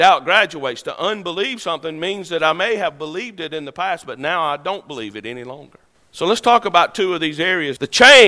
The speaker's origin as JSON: {"language": "English", "country": "United States", "said": "I'm an American. I'm a citizen of this great country. I have an American passport"}